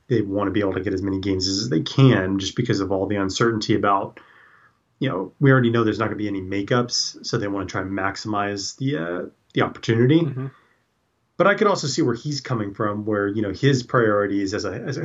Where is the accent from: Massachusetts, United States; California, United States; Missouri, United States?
California, United States; as a Californian